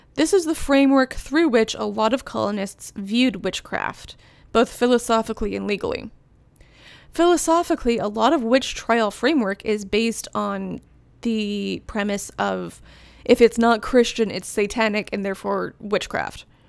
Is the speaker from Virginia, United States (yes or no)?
yes; Virginia, United States; I grew up in Virginia